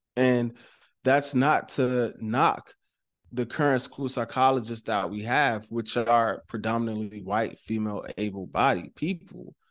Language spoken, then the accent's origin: English; Maryland, United States; I'm from Maryland, right? And so Maryland, we're known for, like, our seafood